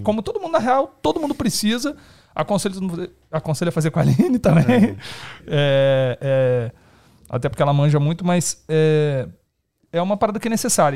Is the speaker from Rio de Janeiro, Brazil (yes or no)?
yes; Rio de Janeiro, Brazil; now in São Paulo, Brazil; Eu sou carioca